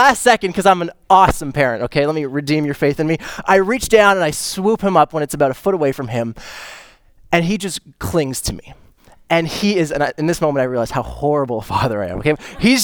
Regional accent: Canada; I'm Canadian too.

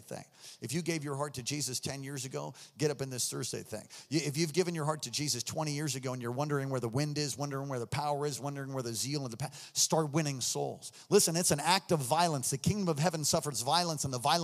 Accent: New York, United States; moved away; I'm from New York

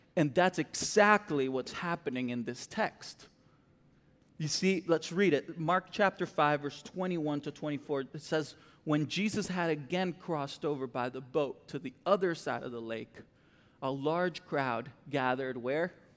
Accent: Costa Rica; moved away as an adult; also born or lived in Florida; now in Texas, United States; I grew up in Costa Rica, born and raised there, um, all my life, really

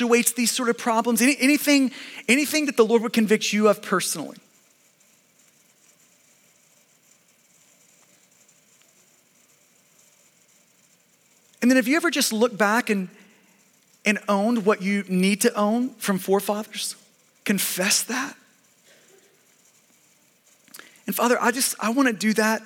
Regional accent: United States; we're American and because we are Westerners

